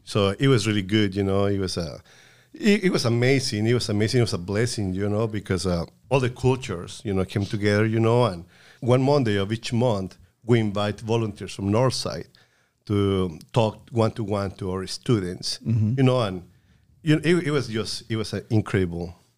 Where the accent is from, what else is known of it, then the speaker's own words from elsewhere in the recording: Puebla, Mexico; moved away; in Puebla, my home state, uh, we used to go to the Methodist Church